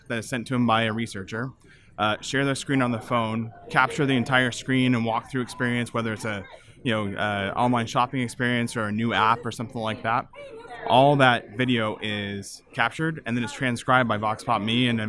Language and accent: English; Visalia, California, United States; moved away as an adult; I grew up on a farm in Central California, and I left and didn't go back for 15 years